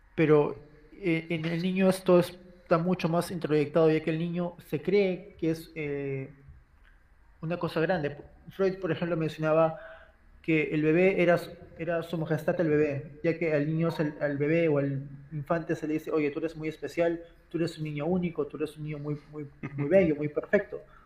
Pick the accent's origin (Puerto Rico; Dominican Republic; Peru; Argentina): Peru; como peruanos